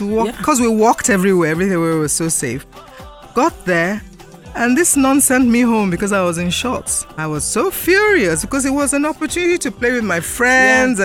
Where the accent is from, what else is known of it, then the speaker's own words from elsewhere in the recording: Lagos, Nigeria; I was born in Lagos. I schooled in Lagos till 1962.